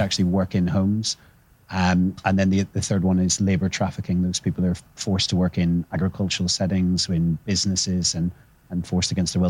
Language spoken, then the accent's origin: English; Northern Ireland, United Kingdom; growing up in Northern Ireland